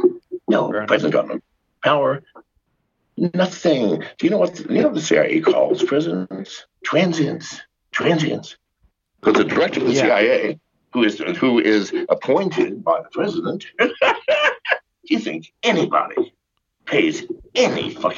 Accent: England, United Kingdom; born there; I was born in England. My dad was a U.S. soldier fighting World War II. I am as eligible as any man.

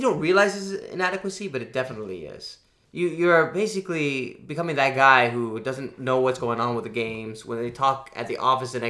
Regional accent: Louisiana, United States; moved away; I'm from Louisiana. We don't really get snow.

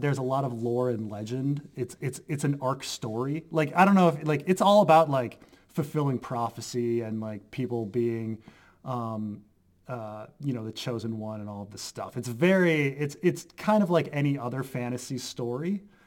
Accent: Baltimore, Maryland, United States; I'm from Baltimore

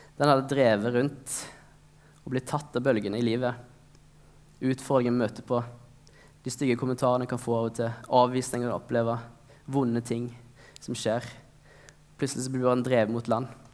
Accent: Norway; vi har vokst opp i Norge

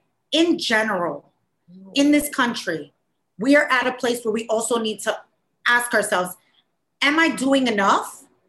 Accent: United States

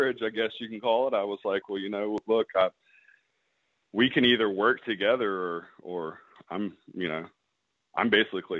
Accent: Mississippi, United States; I'm from Mississippi also

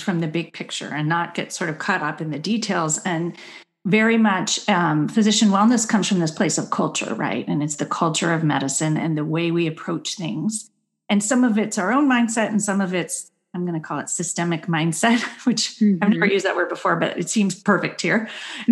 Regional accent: Berkeley, California, United States; I grew up in Berkeley, and so I was taught to speak up

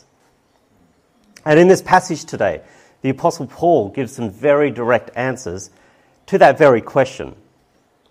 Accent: Brisbane, Queensland, Australia; now in South Australia, Australia; I was brought up and born in Brisbane

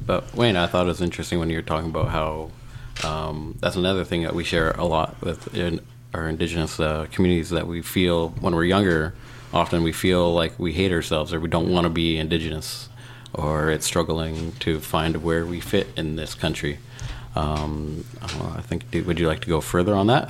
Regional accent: Canada; moved away as an adult; now in Montreal, Canada; I'm from the West Coast

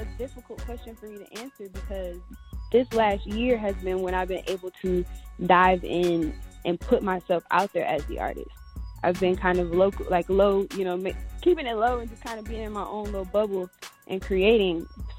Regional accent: Detroit, Michigan, United States; also born or lived in Cleveland, United States; now in Phoenix, United States; I am a singer, songwriter, all-around creative. I am originally from Detroit area, moved to Cleveland, and then from Cleveland to Phoenix, where I now reside.

